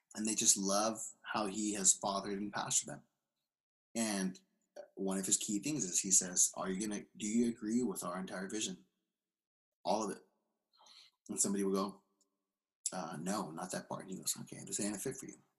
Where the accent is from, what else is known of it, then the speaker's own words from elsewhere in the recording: California, United States; moved away as an adult; now in Seattle, United States; I'm from California. Yeah. I'm living in Seattle now.